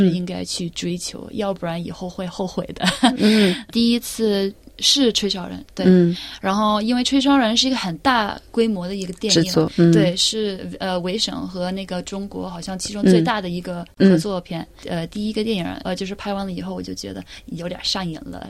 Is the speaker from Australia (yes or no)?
yes; Melbourne, Victoria, Australia; also born or lived in Beijing; 我是在墨尔本出生长大的，嗯，呃，然后我的父母是中国人，大概八七年八七年呃移民到澳大利亚，所以我大多数的时间就是在这里。